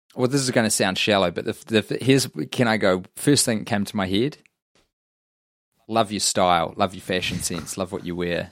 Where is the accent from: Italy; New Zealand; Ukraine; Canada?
New Zealand; I'm a New Zealander